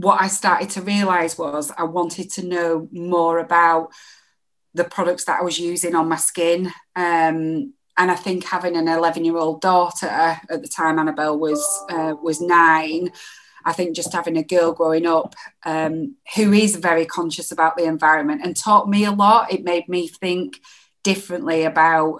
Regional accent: Bolton, North West England, United Kingdom; also born or lived in Boldmere / Solihull / Lichfield; now in Leeds, United Kingdom; I'm originally from Bolton.

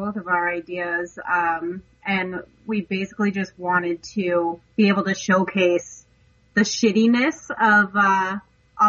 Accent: New York, United States; I grew up in New York

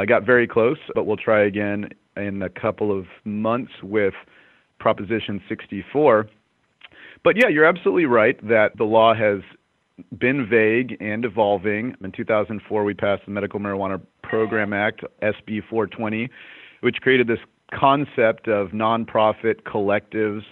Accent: San Diego, California, United States; I'm from California. I'm from San Diego.

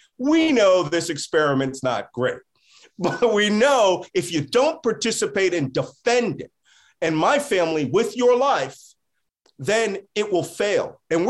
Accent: Philadelphia, Pennsylvania, United States; I'm a Philadelphian

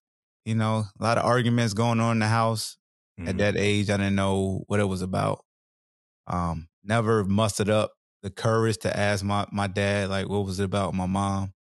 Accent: Newport News, Virginia, United States; also born or lived in Hampton, Virginia; So I'm originally from New Pernuz, Virginia.

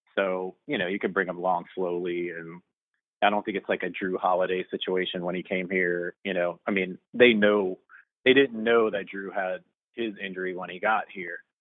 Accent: New Orleans, Louisiana, United States; I'm from New Orleans

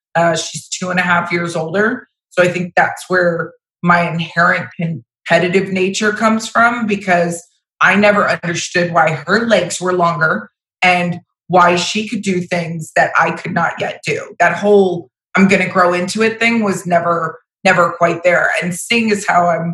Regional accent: Vero Beach, Florida, United States; I was born in Vero Beach, Florida. So I'm an actual Florida native.

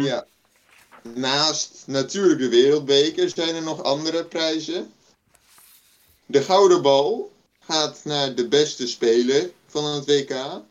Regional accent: Netherlands; als Nederlanders

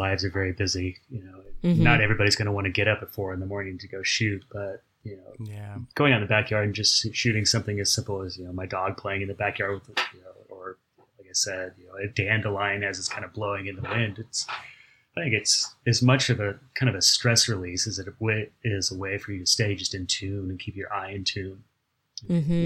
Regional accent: Pasadena, California, United States; being born and raised in Pasadena

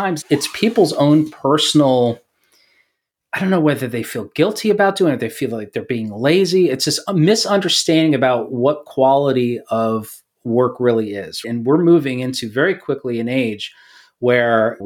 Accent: New York, United States; moved away; I'm from New York.

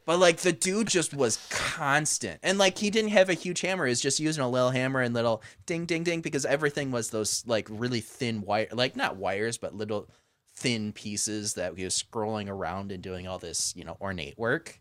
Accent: hometown near Frankenmuth, Michigan, United States; Frankenmuth, which is right between my shop and my hometown, or my old shop in the hometown.

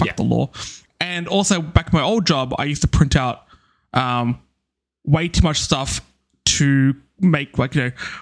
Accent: Australia; we are Australian.

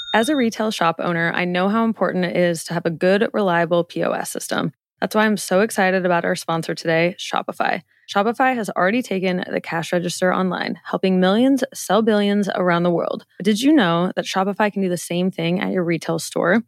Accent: Omaha, Nebraska, United States; I'm from Omaha

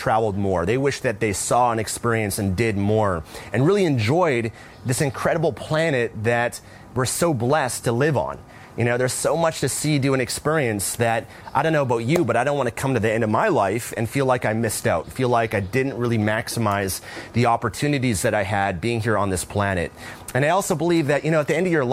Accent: Vancouver, British Columbia, Canada; moved away; I'm originally from Vancouver, Canada

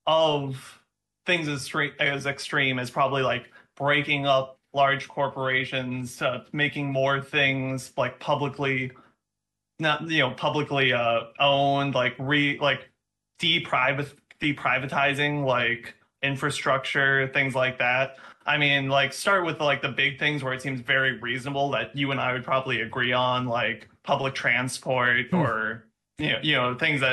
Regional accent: Minnesota, United States; And I'm also originally from Minnesota

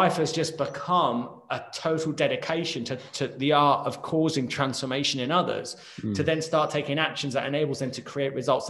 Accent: United Kingdom; Like, I know that I'm British. I know how to speak English.

